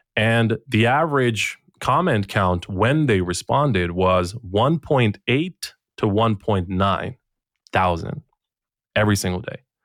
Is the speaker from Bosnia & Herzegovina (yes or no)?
yes; Bosnia & Herzegovina; I'm coming from Bosnia and Herzegovina